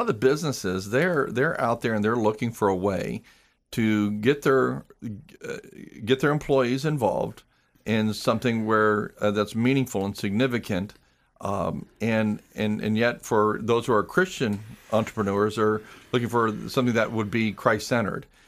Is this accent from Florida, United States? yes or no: yes; Clearwater, Florida, United States; moved away as an adult; also born or lived in Texas; I was born and raised in Clearwater